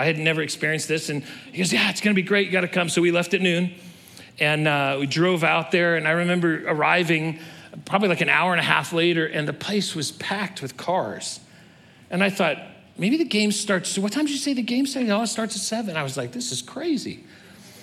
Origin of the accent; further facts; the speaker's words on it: California, United States; I was born and raised in California